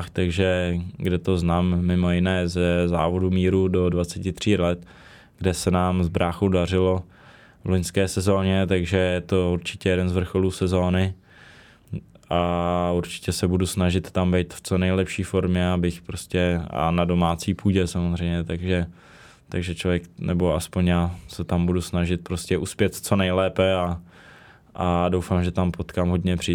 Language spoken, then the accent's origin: Czech; Czechia; also born or lived in Prague; samozřejmě jsem Čech, jsem z České republiky, takže teďka asi největší ten domov mám prostě v České republice, Jo, narodil jsem se v Praze, když jsem v Praze nikdy nebydlel